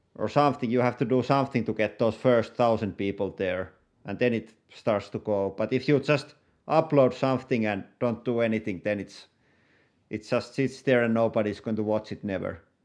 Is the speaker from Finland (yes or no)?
yes; Finland; I'm YouTuber from Finland.